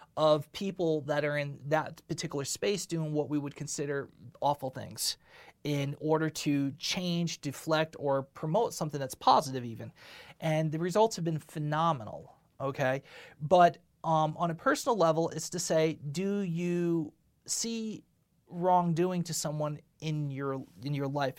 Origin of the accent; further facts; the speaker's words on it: United States; I am American. I am not from a foreign country